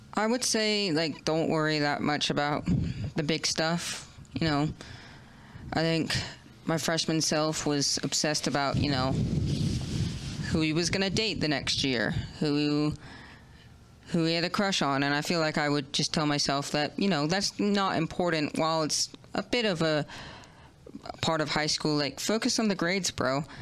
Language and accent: English; New York, United States; I was born in New York